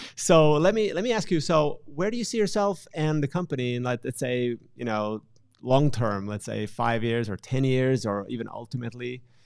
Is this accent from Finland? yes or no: yes; Finland; I'm from Finland